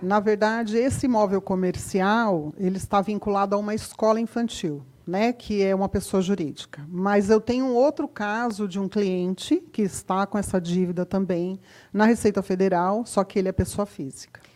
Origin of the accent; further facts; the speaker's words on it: Osasco, São Paulo, Brazil; eu sou da região de Osasco